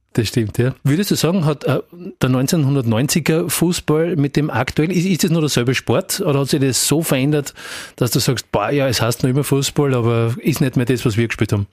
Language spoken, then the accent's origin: German; Graz, Styria, Austria; als eben auch Grazer damals